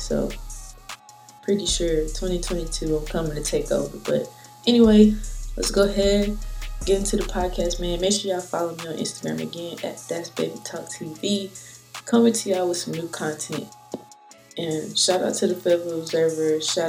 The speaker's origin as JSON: {"language": "English", "town": "Goldsboro", "region": "North Carolina", "country": "United States", "said": "No, I'm from Goldsboro, North Carolina."}